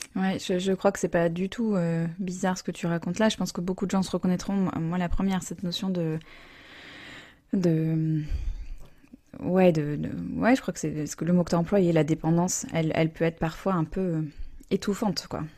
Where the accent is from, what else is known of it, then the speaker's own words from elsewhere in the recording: United States; moved away; j'ai grandi aux États-Unis